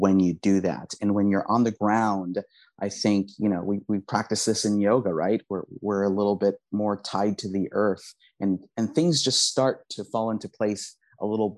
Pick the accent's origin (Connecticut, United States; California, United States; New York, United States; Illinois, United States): California, United States; Los Angeles; English is a second language; growing up in Southern California